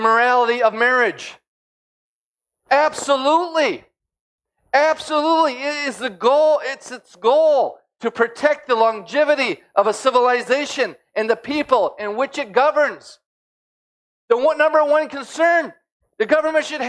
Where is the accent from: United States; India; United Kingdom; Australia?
United States; As an American, a Christian living in America